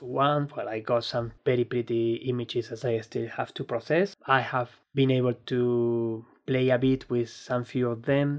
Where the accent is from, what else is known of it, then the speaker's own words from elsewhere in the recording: Spain; English is a second language; particularly when I'm from Spain.